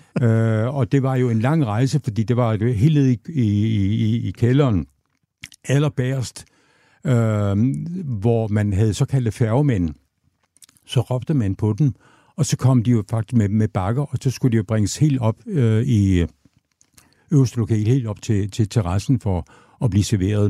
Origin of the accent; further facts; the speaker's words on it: Aabenraa, Southern Denmark, Denmark; jeg er født og opvokset i, i Åben Rå